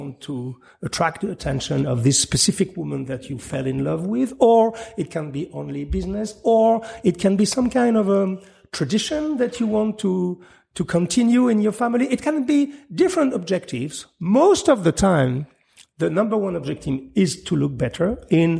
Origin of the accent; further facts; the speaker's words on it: France; English is a second language; I'm just French sometimes, my tongue